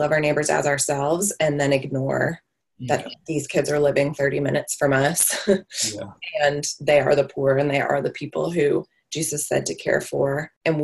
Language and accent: English; Marietta, Georgia, United States; We lived in Marietta, which is a suburb north of Atlanta, is where we went to high school